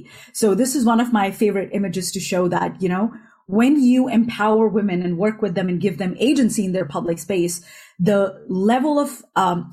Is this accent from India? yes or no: yes; northern India, India; also born or lived in United States; now in Europe; growing up in India, in northern India, and then living a bulk of my life in the United States and now in Europe